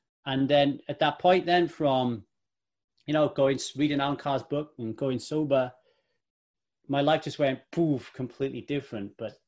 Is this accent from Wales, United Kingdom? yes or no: yes; Ogmore Vale, Wales, United Kingdom; also born or lived in Manchester; I was born in Manchester in the UK, home of … and Manchester United Football Club. And I lived there until I was about 10. And then we moved to Ogmore Vale in South Wales